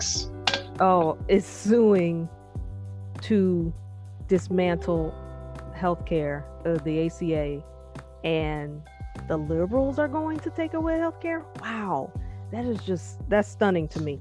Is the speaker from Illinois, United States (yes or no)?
yes; Chicago, Illinois, United States; born or raised there